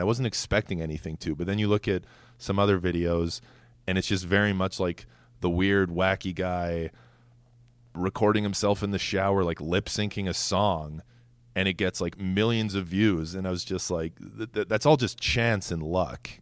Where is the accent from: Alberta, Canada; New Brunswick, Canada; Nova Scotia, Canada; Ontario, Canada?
Alberta, Canada; Edmonton; moved away as an adult; also born or lived in Twin Cities, Minnesota; now in New York City, United States; I was born in Edmonton, but I, I lived back and forth between Edmonton and the Twin Cities in Minnesota